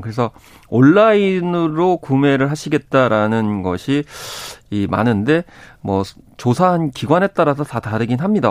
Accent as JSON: {"language": "Korean", "town": "Seosan", "region": "South Chungcheong", "country": "South Korea", "tie": "born or raised there", "moved": "yes"}